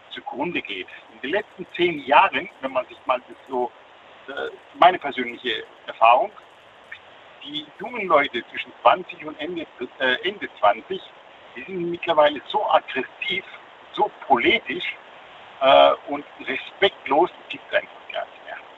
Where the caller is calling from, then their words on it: Karlsruhe, Baden-Württemberg, Germany; Ich komme aus dem Land Karlsruhe, Baden-Württemberg.